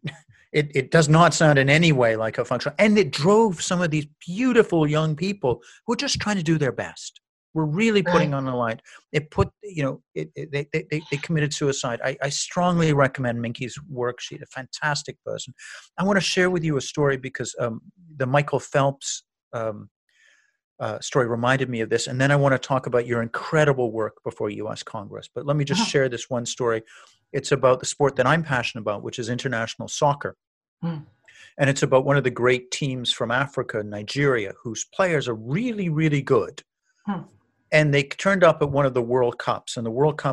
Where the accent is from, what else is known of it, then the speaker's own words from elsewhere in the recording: Canada; moved away as an adult; now in United States; I'm a newly arrived immigrant in America. I'm a Canadian